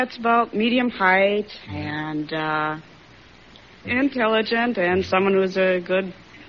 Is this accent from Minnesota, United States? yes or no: yes; Minneapolis, Minnesota, United States; now in Los Angeles, United States